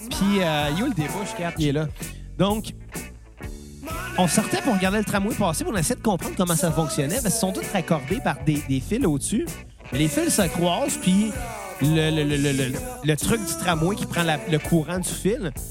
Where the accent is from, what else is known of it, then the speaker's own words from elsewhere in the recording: Montreal, Quebec, Canada; ben, et du Québec. On vient de Montréal.